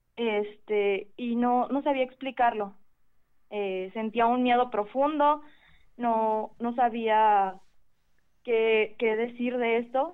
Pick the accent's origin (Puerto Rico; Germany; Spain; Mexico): Mexico; Guadalajara, Jalisco; de Guadalajara